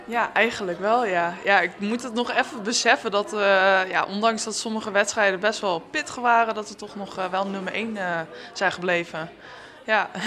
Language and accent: Dutch; Amersfoort, Utrecht, Netherlands; ik kom zelf uit Amersfoort en ehm, de rugbyclub Eemland die was bij mij in de buurt